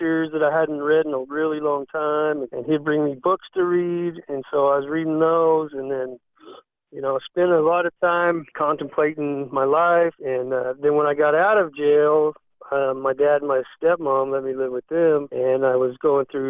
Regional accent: Pima, Arizona, United States; now in Nashville, United States; I grew up in Arizona, a small town called Pima, Arizona

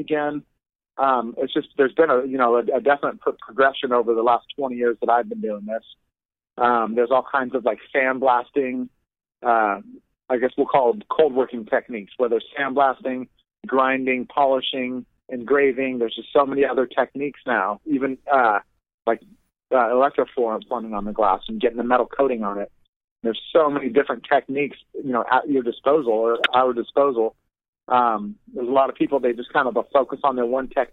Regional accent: Southern Oregon, United States; I was actually born and raised in Oregon. Southern Oregon, even

